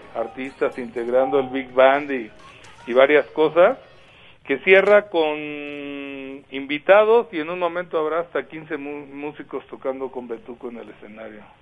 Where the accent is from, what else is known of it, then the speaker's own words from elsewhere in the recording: Mexico City, Mexico; Yo soy oriundo de Polanco.